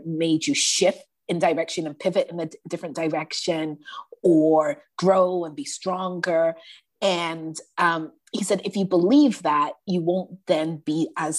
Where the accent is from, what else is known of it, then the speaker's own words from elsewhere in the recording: Toronto, Ontario, Canada; I grew up in Toronto housing, which is basically the projects